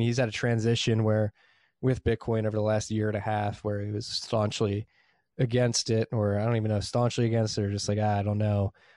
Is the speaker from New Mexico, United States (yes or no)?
no; Philadelphia, Pennsylvania, United States; I'm from Northeast Philly